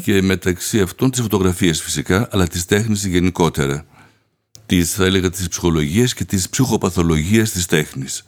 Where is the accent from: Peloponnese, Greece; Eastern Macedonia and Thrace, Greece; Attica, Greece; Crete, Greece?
Attica, Greece; Athens; moved away as an adult; also born or lived in Paris, France; Γεννήθηκα στην Αθήνα